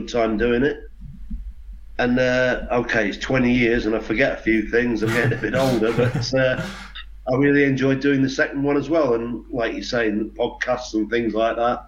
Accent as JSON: {"language": "English", "town": "Boston", "region": "East Midlands", "country": "United Kingdom", "tie": "born or raised there", "said": "we're coming from Boston, which was a small place"}